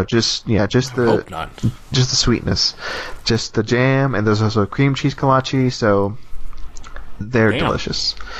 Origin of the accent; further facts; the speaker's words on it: Texas, United States; moved away; I'm from Texas.